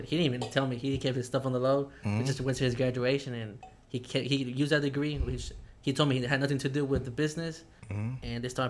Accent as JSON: {"language": "English", "town": "Houston", "region": "Texas", "country": "United States", "tie": "born or raised there", "said": "I was born in Houston"}